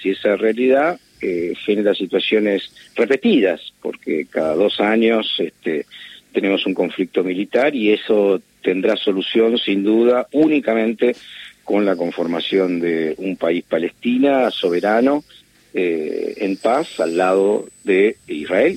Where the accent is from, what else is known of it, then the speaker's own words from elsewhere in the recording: Argentina; como argentino y como judío